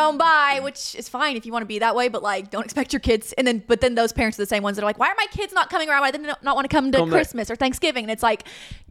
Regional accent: Arkansas, United States; in Arkansas, so I feel that.

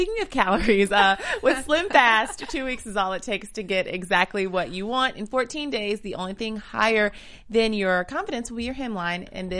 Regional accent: the South, United States; moved away; I'm from the South

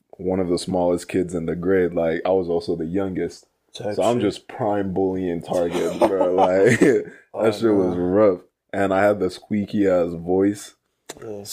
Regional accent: Morgan Hill, California, United States; also born or lived in Fremont; I moved from my hometown, like in Morgan Hill to Fremont

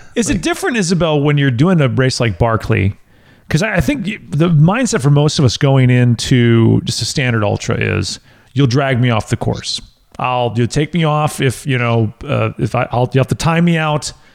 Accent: United States; the American in me

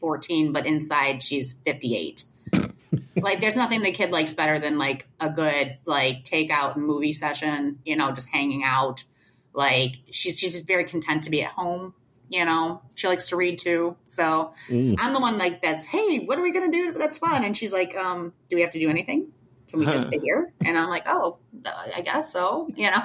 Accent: Detroit, Michigan, United States; I grew up in Detroit

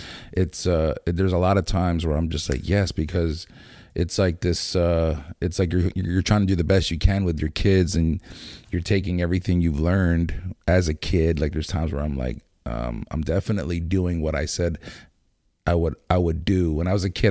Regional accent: Lancaster, Pennsylvania, United States; also born or lived in Landisville; growing up in Lancaster

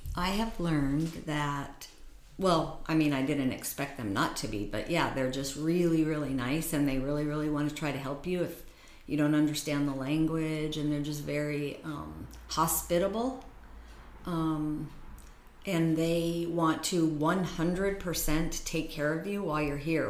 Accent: United States; being an American

